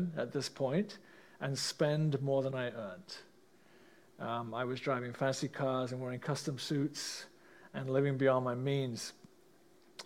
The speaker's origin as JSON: {"language": "English", "region": "England", "country": "United Kingdom", "tie": "born or raised there", "moved": "yes", "lives_now": "Canada", "said": "I grew up in England, as most of you know, in a middle-class family"}